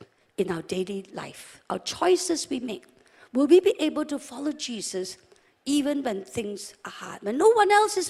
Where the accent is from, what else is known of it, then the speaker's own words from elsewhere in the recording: West Malaysia, Malaysia; also born or lived in England / Sabah; We're from West Malaysia